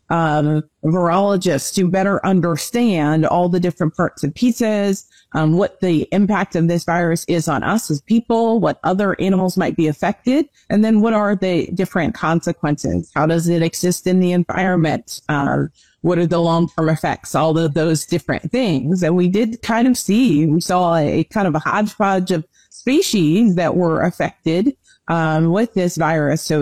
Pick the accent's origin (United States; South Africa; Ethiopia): United States; New Jersey; I am originally from New Jersey, born and raised, and I now reside in South Jersey, not the town I grew up in, but um, I made my way back home